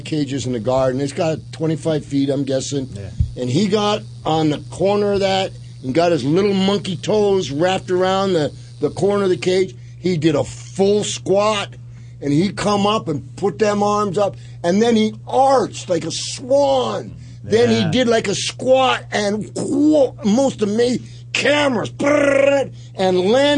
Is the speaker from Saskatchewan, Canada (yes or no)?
yes; Saskatoon, Saskatchewan, Canada; I'm from Saskatoon